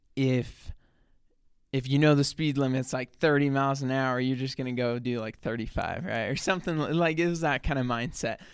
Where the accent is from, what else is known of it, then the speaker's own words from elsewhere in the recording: south of Salt Lake City, Utah, United States; I'm like twenty minutes salt, south of Salt Lake City. So I grew up there. That's where I've lived my whole life